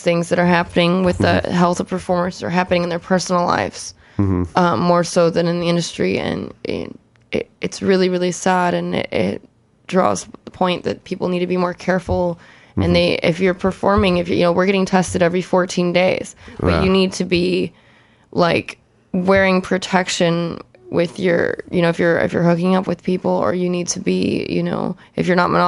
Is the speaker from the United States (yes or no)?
yes; Chicago, Illinois, United States; now in Los Angeles, United States; I'm from Chicago